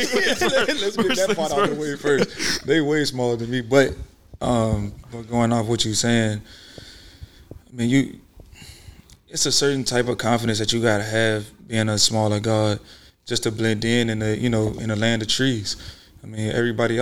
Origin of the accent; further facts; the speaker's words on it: Richmond, Virginia, United States; I'm from Richmond.